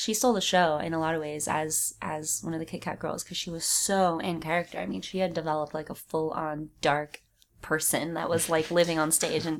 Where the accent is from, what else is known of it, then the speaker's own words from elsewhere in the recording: California, United States; I think I'm a California girl.